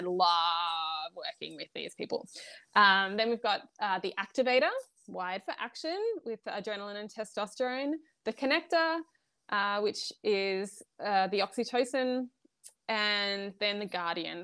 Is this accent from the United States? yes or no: no; Australia; I'm Australian